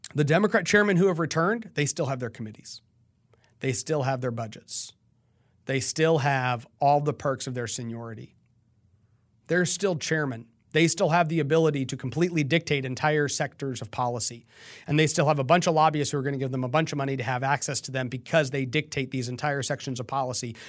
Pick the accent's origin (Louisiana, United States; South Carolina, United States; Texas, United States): Texas, United States; also born or lived in San Antonio; I am a Texan